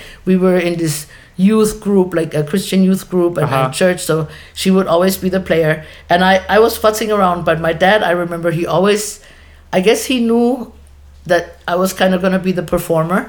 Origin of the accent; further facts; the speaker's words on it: Germany; moved away as an adult; now in Hawaii, United States; made in Hawaii, born and raised in Germany. 18 years, 17 too many